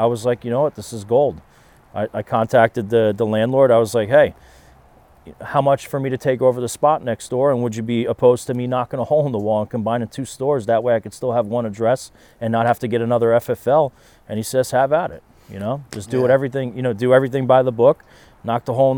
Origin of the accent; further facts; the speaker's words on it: South River, New Jersey, United States; growing up in South River